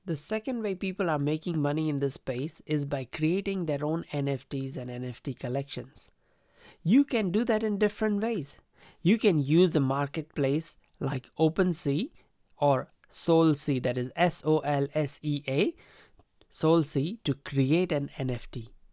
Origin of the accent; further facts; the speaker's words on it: India; Growing up in India